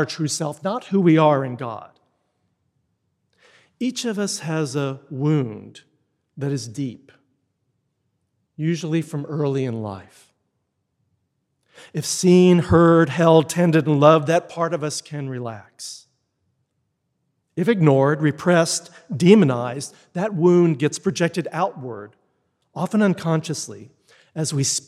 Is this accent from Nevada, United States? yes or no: no; Texas, United States; moved away; I grew up in Texas, and while I had many, many blessed experiences there and it's a wonderful place to grow up